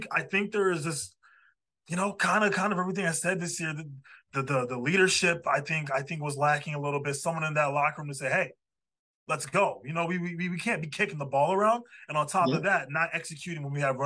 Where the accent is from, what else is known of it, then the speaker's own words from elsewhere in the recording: Chicago, Illinois, United States; We're all from Chicago